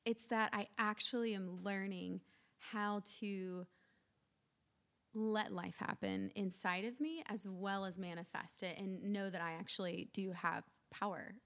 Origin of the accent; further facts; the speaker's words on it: Lookout Mountain, Northern Alabama, United States; also born or lived in Florida; Grew up in Alabama